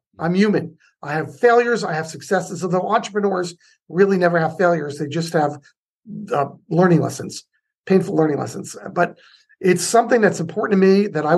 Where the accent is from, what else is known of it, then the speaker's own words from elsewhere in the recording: United States; now in Lafayette, California, United States; I'm still from the New York area, New Jersey, New York